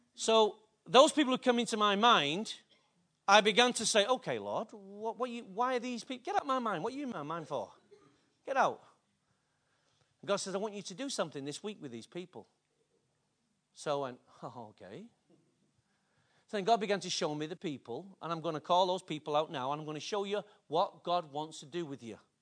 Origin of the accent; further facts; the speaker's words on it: Manchester, North West England, United Kingdom; I'm from Openshaw